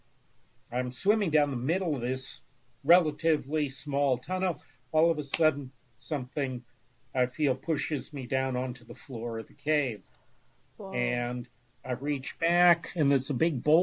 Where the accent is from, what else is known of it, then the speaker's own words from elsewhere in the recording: Erie, Pennsylvania, United States; was born and grew up and raised in Erie, Pennsylvania